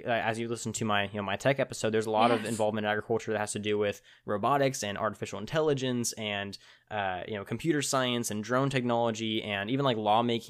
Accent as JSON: {"language": "English", "town": "Tulare", "region": "California", "country": "United States", "tie": "born or raised there", "said": "so in my hometown Tulare, you know, as we talked about, which I still need to figure out where you've heard of us, but in my hometown we have what's called the World Ag Expo"}